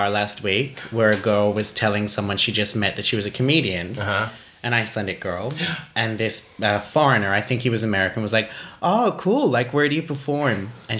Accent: Australia; I'm Australian.

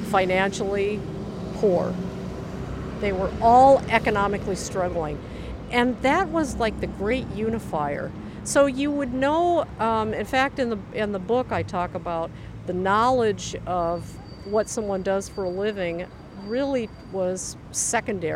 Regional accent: Des Moines, Iowa, United States; moved away; I was born in Des Moines, Iowa

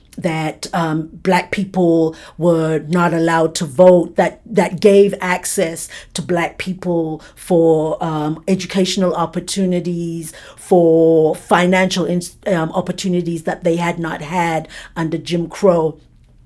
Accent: South Africa; growing up under apartheid

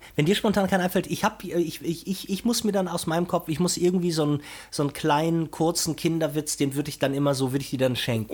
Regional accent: Brazil; moved away; in meinem alten Heimatland Brasilien

